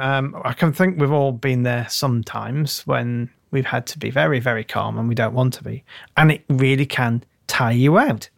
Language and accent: English; United Kingdom; also born or lived in Tunisia; being British